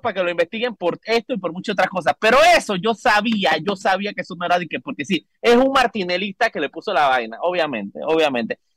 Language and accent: Spanish; Panama; como ciudadano panameño en este, en este país